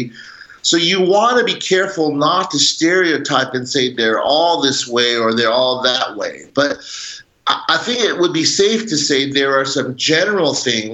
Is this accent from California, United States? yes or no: yes; Pasadena, California, United States; I was born in Pasadena in the 60s, and at that time it was pretty Caucasian. It was all white. So my identity was that I thought I was white. I grew up eating hot dogs and tacos.